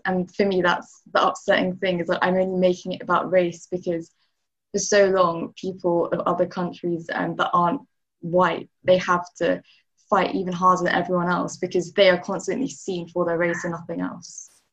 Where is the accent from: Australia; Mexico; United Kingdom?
United Kingdom; London; I'm from Notting Hill, born and bred